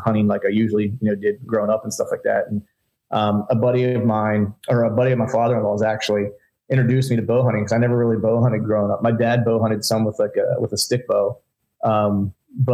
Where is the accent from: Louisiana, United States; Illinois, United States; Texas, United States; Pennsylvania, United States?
Pennsylvania, United States; moved away as an adult; also born or lived in Orlando; I grew up in Pennsylvania, heavy hunting heritage state.